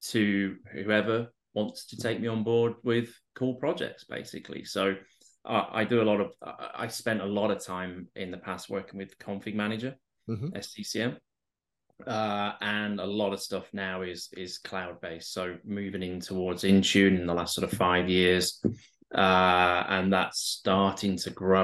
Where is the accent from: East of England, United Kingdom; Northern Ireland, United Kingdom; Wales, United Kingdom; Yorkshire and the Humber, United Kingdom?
Yorkshire and the Humber, United Kingdom; Barnsley; now in London, United Kingdom; I'm originally from the north of England, from a place called Barnsley, which is an old coal mining community